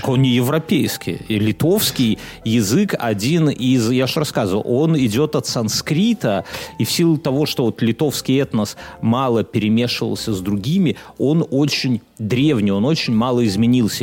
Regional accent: Belarus; now in Lithuania

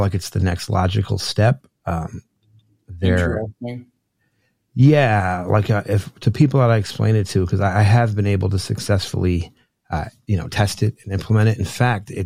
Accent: New Jersey, United States; I grew up in New Jersey

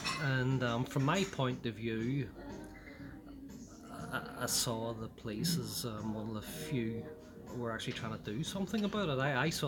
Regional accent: Belfast, Northern Ireland, United Kingdom; also born or lived in Shankill, Belfast; Most of my youth is spent growing up in Ballysillan area, Tynedale Estate, and then later on the Ballysillan Road itself. Attended Cliftonville Primary School and the Boys Model. So, most of my early life would have been divided between Ballysillan and the Shankill areas.

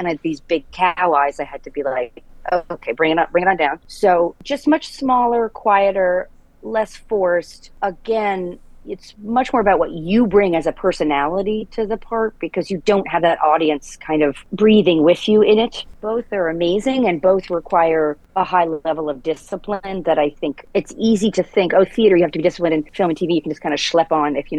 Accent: Providence, Rhode Island, United States; I grew up in Providence, Rhode Island

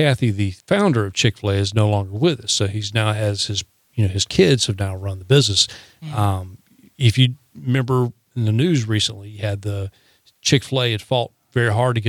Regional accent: the South, United States; Yeah, but here's the funny thing. I'm a Southerner. You're a Southerner.

